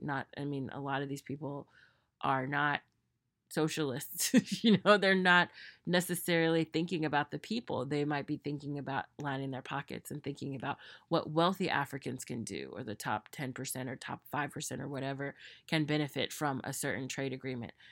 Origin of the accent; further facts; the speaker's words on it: United States; myself as an American